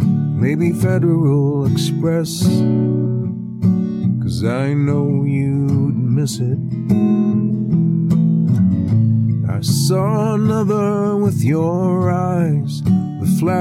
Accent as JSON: {"language": "English", "region": "New Jersey", "country": "United States", "said": "I'm from New Jersey. I don't expect too much."}